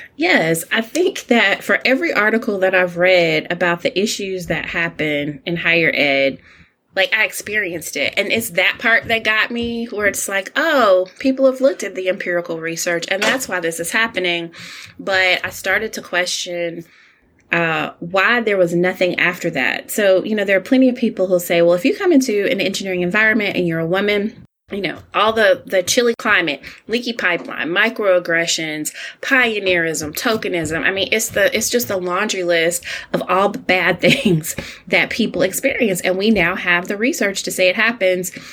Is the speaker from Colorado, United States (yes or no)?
no; Alabama, United States; as an only child, growing up in Alabama to older parents